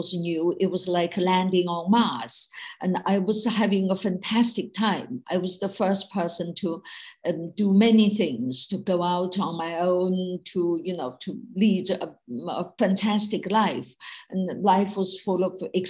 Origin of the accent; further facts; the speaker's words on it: China; moved away as an adult; now in United Kingdom; when I was growing up in Mao's China in the 1950s, 60s, and 70s